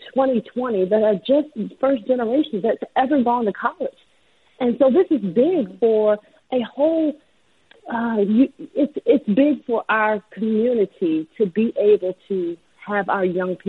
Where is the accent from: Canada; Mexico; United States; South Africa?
United States; Maryland; moved away as an adult; now in Daytona Beach, United States; I'm from Maryland